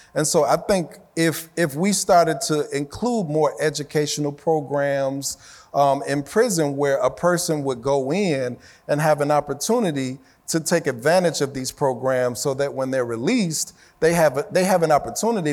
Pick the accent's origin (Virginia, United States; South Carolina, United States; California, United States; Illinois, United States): Illinois, United States; Chicago; when I was growing up in Chicago